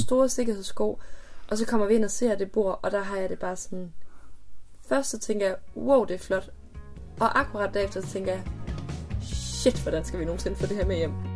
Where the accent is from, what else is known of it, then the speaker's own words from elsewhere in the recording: near Hornslet, Central Denmark Region, Denmark; der, hvor jeg er vokset op